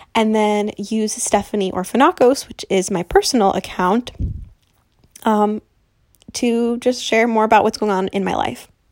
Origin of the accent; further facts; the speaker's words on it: New Jersey, United States; I'm twenty-five and I'm from New Jersey.